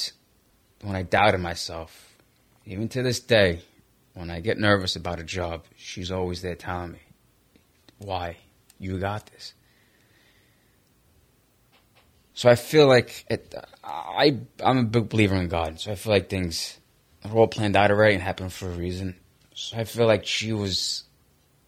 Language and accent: English; New York City, New York, United States; I was raised in Brooklyn on 59th Street